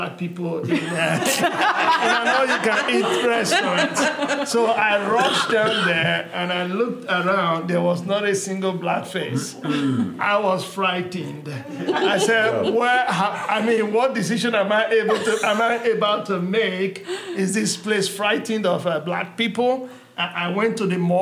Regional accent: Nigeria; moved away as an adult; now in Bentonville, United States; I'm originally from Nigeria, West Africa, and my mom was a trader, and I moved to the United States in 1986

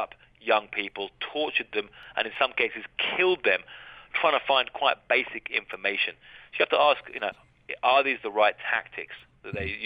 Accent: Brighton, South East England, United Kingdom; moved away as an adult; now in Mexico; growing up in Brighton.

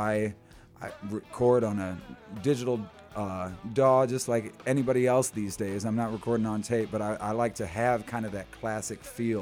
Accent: Zion, Illinois, United States; moved away as an adult; also born or lived in Chicago / South suburbs of Chicago; I'm a Chicago artist, but I grew up in Zion on the north side and lived there most of my life

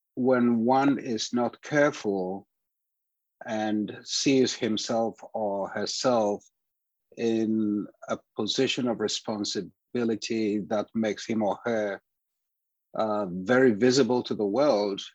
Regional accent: Ghana; moved away as an adult; now in United States; I am Ghanaian by birth. I studied music in Ghana, with my father being my first music teacher

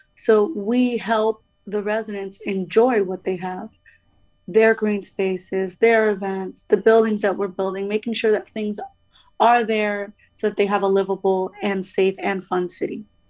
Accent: Miami, Florida, United States; I'm originally from Miami

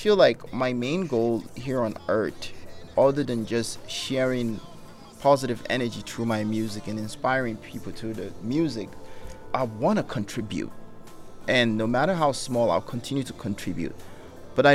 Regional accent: Nigeria; now in United States; growing up in Africa, and being American and coming back to America

